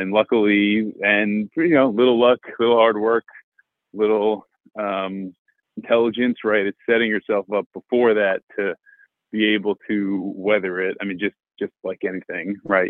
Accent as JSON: {"language": "English", "region": "New Jersey", "country": "United States", "tie": "born or raised there", "said": "I interned at a mutual fund close to where I grew up in New Jersey"}